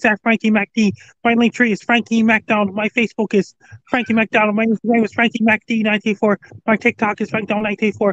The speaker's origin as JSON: {"language": "English", "town": "Sydney", "region": "Nova Scotia", "country": "Canada", "tie": "born or raised there", "said": "from my hometown of Sydney"}